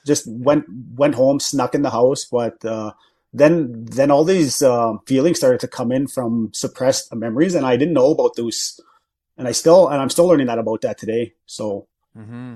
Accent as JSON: {"language": "English", "town": "Battleford", "region": "Saskatchewan", "country": "Canada", "tie": "born or raised there", "said": "I'm from the Battleford area, okay. so that's where I grew up"}